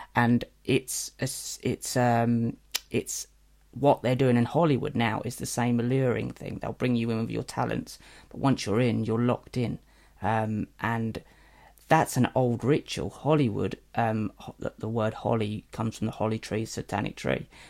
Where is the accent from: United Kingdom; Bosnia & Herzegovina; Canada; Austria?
United Kingdom; Norwich, East of England; I come from Norwich